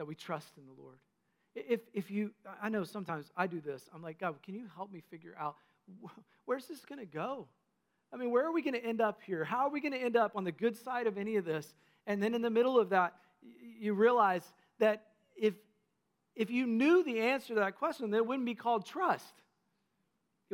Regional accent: North Carolina, United States; When I was a kid growing up in North Carolina, my papaw and mamaw owned a nursing home that they started

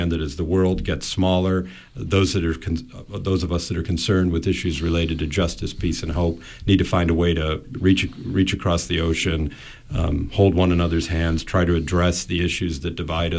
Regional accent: Midwest, United States; also born or lived in Massachusetts / Connecticut; I grew up in the Midwest

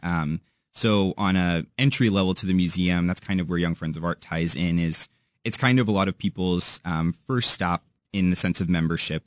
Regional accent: St. Louis, Missouri, United States; also born or lived in Warrensburg, Missouri; now in Kansas City, United States; I'm from Saint Louis originally

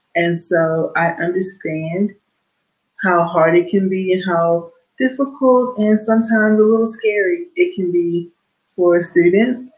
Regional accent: Houston, Texas, United States; I am from Houston, Texas

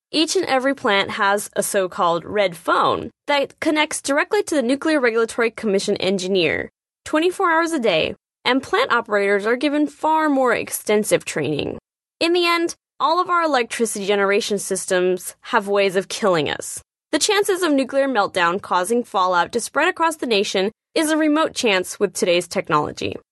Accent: Nevada, United States; my home state of Nevada

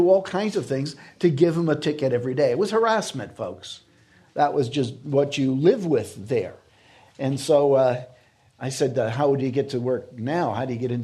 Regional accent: United States; an American Christian

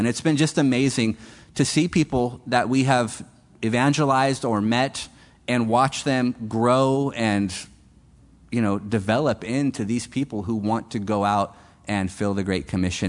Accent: California, United States; moved away as an adult; now in Peru; we had that great blessing of Calvary Chapel where we grew up in California

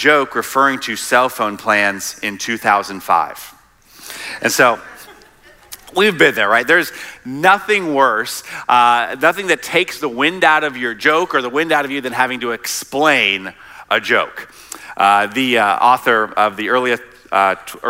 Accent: South Carolina, United States; moved away; also born or lived in Midwest; I'm actually originally from South Carolina

